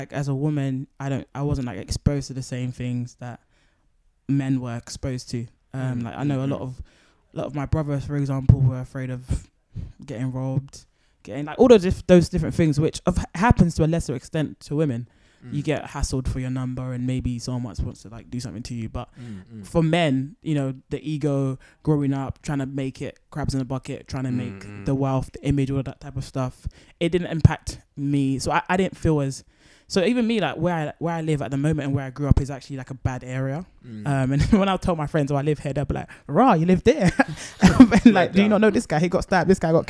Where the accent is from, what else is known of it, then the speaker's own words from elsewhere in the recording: London, United Kingdom; I feel like I went to a good school. It was like a state school, East London. But it was like one of the better schools.